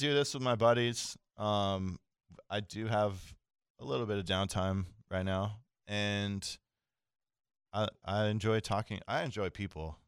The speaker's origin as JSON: {"language": "English", "region": "Central Florida", "country": "United States", "tie": "born or raised there", "said": "I grew up in Central Florida"}